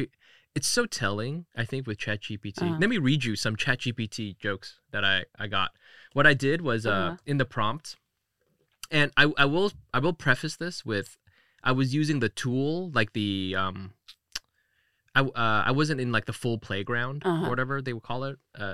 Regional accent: Denver, Colorado, United States; I'm from Denver.

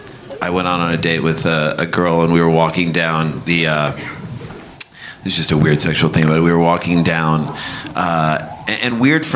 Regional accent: St. Louis, Missouri, United States; moved away; also born or lived in New York City; we grew up in St. Louis.

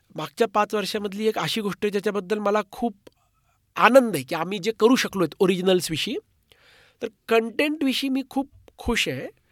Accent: Marathi, Maharashtra, India; मी मराठी असल्याचा

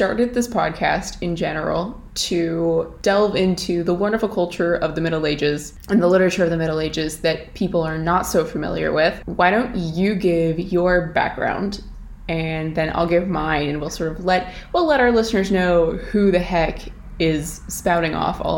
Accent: Alaska, United States; moved away as an adult; now in Ireland; I'm obviously not Irish. I'm originally from Alaska

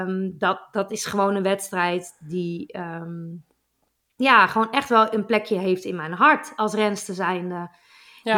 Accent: Netherlands; ons als Nederlanders

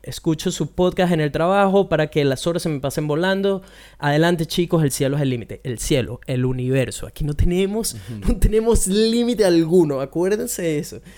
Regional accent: Venezuela; como un venezolano

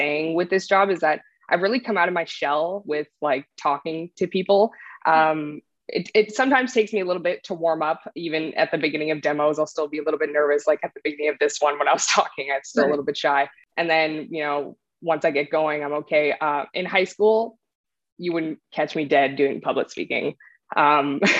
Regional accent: Canada; I'm a Canadian artist.

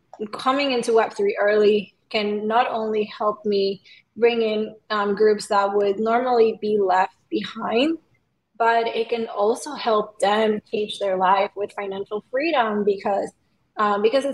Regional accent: Venezuela; also born or lived in Puerto Rico; now in Los Angeles, United States; I'm from Venezuela

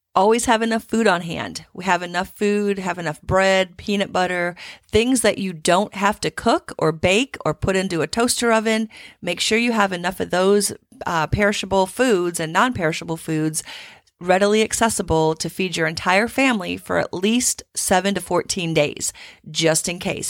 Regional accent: Midwest, United States; now in Houston, United States; growing up in the Midwest

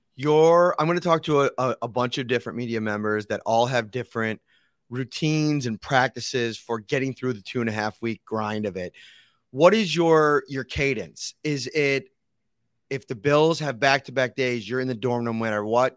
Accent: Buffalo, New York, United States; being football fans growing up in Buffalo

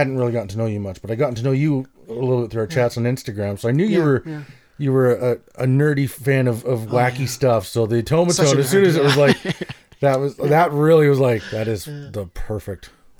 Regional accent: Edmonton, Alberta, Canada; I'm from the Edmonton, Northern Prairie, oil country area.

